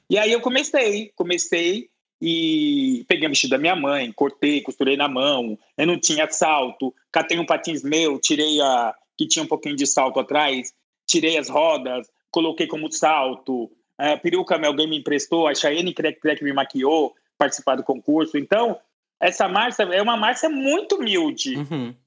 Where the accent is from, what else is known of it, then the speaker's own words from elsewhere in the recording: Brasilândia, São Paulo, Brazil; eu vim é, da Brasilândia, de um bairro humilde